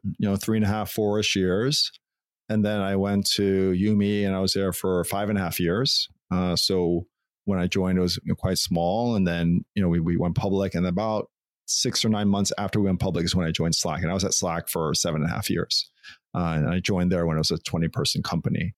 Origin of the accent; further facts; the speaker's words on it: Long Island, New York, United States; moved away as an adult; also born or lived in California; I grew up in Long Island, New York